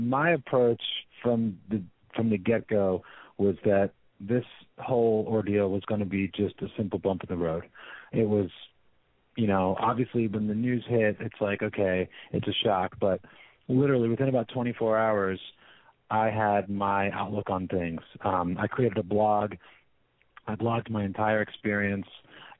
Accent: San Francisco, California, United States; So he was fascinated by the fact that I'm from San Francisco.

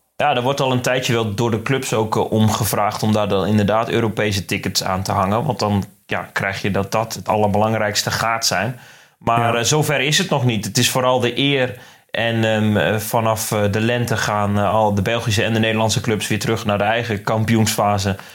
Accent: Netherlands; ons als Nederlanders

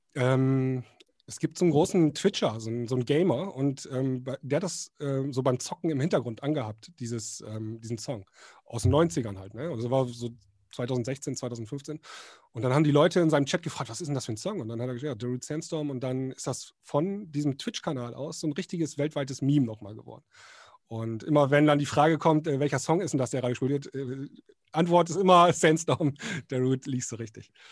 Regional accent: Northern Germany, Germany; bei uns im Norden

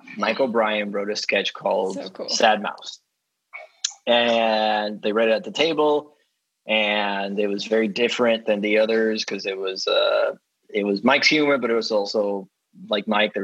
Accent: Dominican Republic; moved away; I grew up in the Dominican Republic

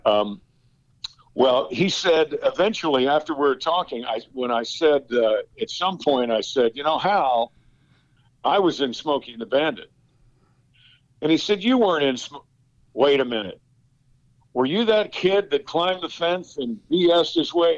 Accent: Westchester County, New York, United States; moved away; also born or lived in Georgia; I'm from New York

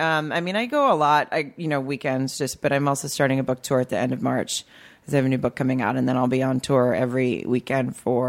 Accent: Farmington, Arkansas, United States; born or raised there

